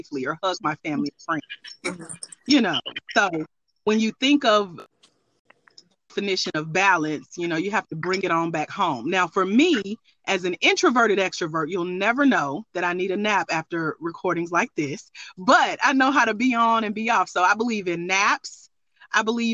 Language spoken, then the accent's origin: English; Douglasville, Georgia, United States; I grew up in Douglasville, Georgia, down the street